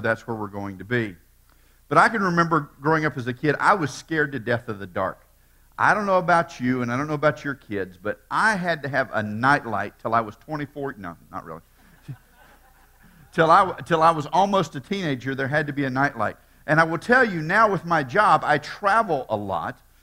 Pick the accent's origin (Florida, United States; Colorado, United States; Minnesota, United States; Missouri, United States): Florida, United States; Tampa; born and raised in Tampa